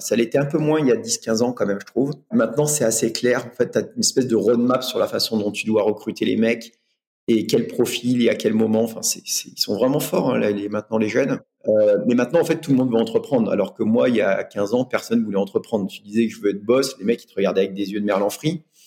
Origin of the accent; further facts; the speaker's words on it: Normandy, France; je viens de l'Ouest, en Normandie